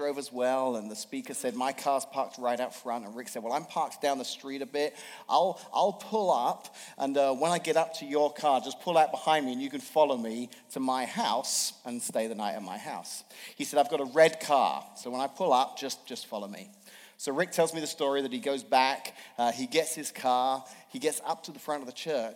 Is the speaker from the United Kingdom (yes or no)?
yes; England, United Kingdom; now in Washington, United States; I'm from England and grew up there.